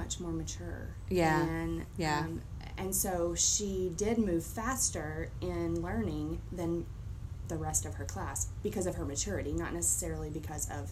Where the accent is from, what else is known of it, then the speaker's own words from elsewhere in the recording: Kentucky, United States; now in Florida, United States; I'm from Kentucky